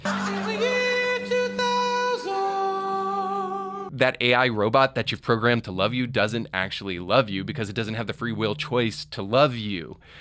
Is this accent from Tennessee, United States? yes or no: yes; Tennessee, United States; here in my home state of Tennessee